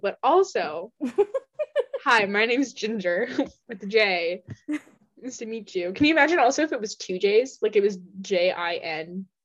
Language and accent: English; Washington, United States; I'm from Washington State and Pacific Northwest.